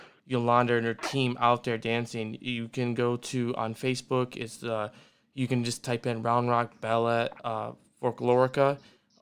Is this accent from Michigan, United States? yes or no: yes; Michigan, United States; moved away; I come from Michigan and I'm proud where I'm come from